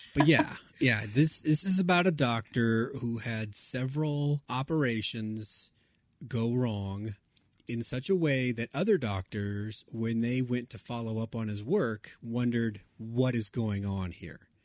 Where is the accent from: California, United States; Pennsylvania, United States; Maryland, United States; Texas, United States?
Texas, United States; in my home state